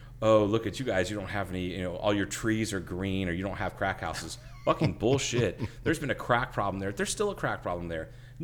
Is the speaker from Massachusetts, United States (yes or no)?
no; Troy, Ohio, United States; now in Kingman, United States; In my hometown in Ohio, when they didn't do bonfires for homecoming, they did bonfires for the rivalry game, which was against a town called Piqua.